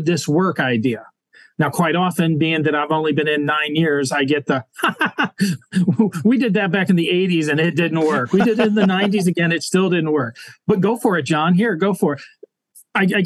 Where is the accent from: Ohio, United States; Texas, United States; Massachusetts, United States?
Texas, United States; also born or lived in England; now in Illinois, United States; I grew up in Texas